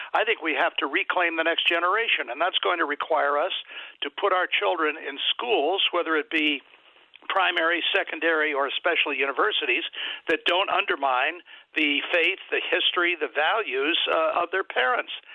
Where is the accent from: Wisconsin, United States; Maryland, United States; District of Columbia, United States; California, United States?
District of Columbia, United States; Washington; I was born in Washington, D.C., and I've lived there most of my life